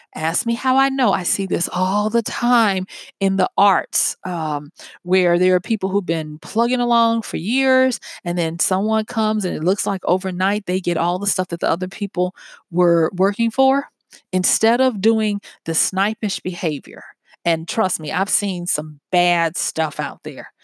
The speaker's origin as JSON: {"language": "English", "region": "the South", "country": "United States", "said": "I'm from the South, and we have a saying down here"}